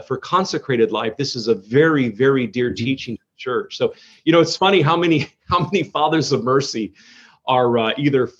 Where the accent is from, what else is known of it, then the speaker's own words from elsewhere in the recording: Modesto, California, United States; I was born and raised in Modesto, California